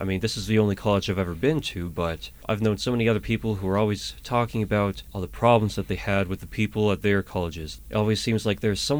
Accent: Atlanta, Georgia, United States; So I told you I'm from Atlanta, Georgia.

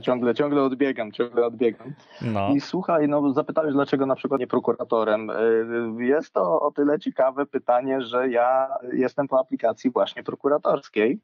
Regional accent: Łęczna, Lublin Voivodeship, Poland; wychowywałem się w Łęcznej, e, niedaleko Lublina

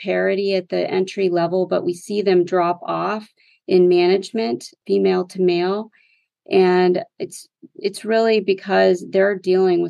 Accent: West Texas, United States; I grew up in West Texas in the oil and gas economy

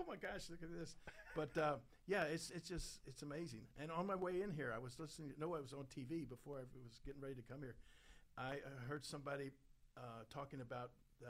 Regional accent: Memphis, Tennessee, United States; and then in 65, we moved back to my hometown of Memphis, and we had no pro sports teams down there.

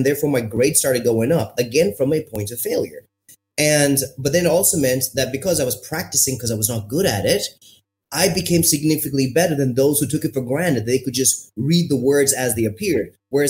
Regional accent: India; also born or lived in France / Morocco / Zimbabwe; I'm Indian. I've got brown skin. I grew up on three or four continents. And so my accent adapted to every country. So when I was living in France, I had a French accent.

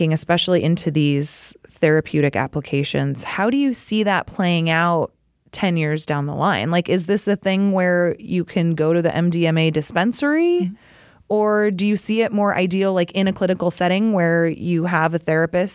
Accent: Alaska, United States; moved away; I grew up in Alaska.

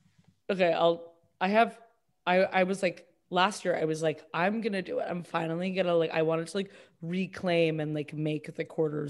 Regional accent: Boston, Massachusetts, United States; I'm from Boston

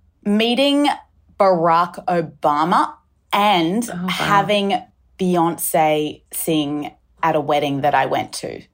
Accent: Sydney, New South Wales, Australia; moved away as an adult; also born or lived in United States / London; Yes, I grew up in Australia, went to school on the North Shore, Pimble Ladies College, was here till I was 18. And then I moved overseas to study in the States.

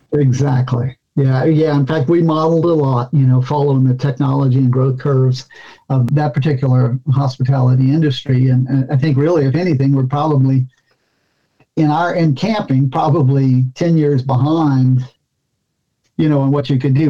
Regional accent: Louisiana, United States; my home state

